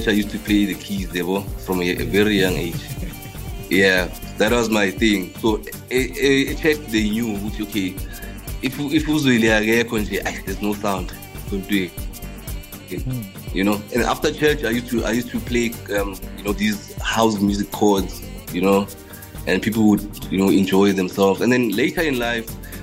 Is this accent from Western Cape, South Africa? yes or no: no; the Vaal, Gauteng, South Africa; also born or lived in Emalahleni (Witbank), Mpumalanga; from the Vaal, but I was born in Malakeni